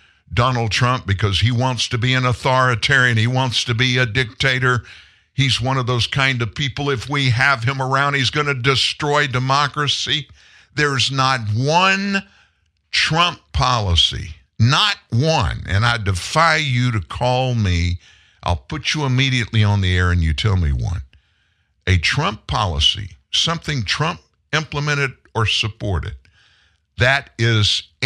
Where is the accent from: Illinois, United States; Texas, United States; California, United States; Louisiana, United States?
Louisiana, United States; South; I grew up in South Louisiana, very Catholic part of the country